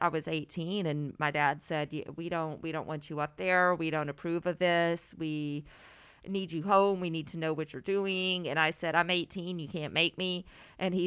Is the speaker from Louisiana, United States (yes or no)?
yes; a little town outside of Shreveport, Louisiana, United States; moved away as an adult; also born or lived in Boston, Massachusetts; I'm originally from a little town outside of Shreveport, Louisiana.